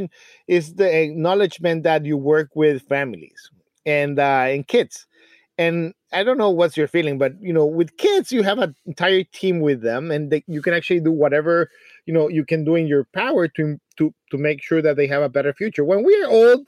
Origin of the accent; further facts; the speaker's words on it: Mexico City, Mexico; moved away as an adult; I come from a small city. It's called Mexico City